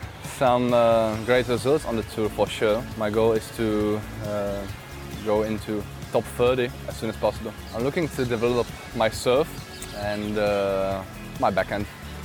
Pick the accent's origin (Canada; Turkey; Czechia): Czechia; Mladá Boleslav, Central Bohemian Region; born there; I was born in Mladá Boleslav in Czech Republic.